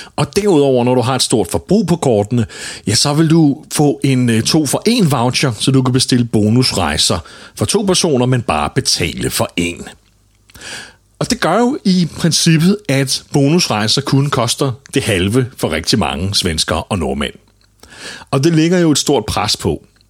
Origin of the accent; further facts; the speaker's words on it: Denmark; Og her er vi danskere langt bagud